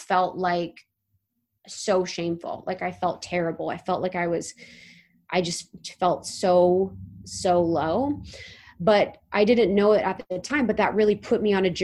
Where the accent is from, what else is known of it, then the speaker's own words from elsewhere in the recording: Ohio, United States; moved away; I was from Ohio